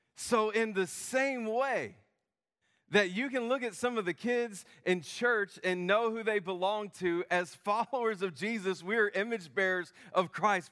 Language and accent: English; United States; I'm an American